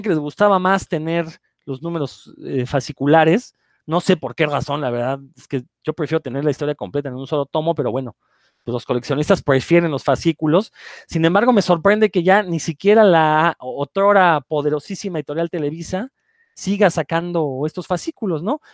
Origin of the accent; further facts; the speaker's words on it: Mexico City, Mexico; moved away as an adult; also born or lived in Yucatán; yo soy del Distrito Federal, pero me fui a vivir a Yucatán algunos años